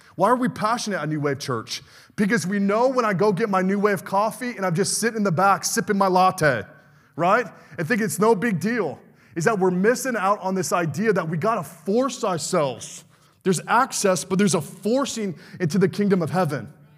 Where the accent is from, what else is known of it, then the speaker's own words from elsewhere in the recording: California, United States; moved away as an adult; now in Michigan, United States; a Californian coming out to be a Michigander